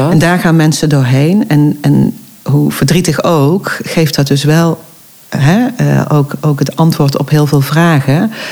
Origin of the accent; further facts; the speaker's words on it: Eindhoven, North Brabant, Netherlands; now in Oirschot, Netherlands; Ik kom origine niet uit uh, Oorschot, maar uit Eindhoven